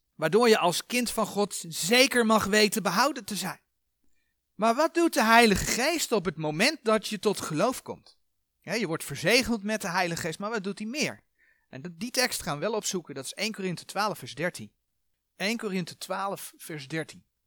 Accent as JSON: {"language": "Dutch", "country": "Netherlands", "said": "fysiek zijn wij Nederlanders."}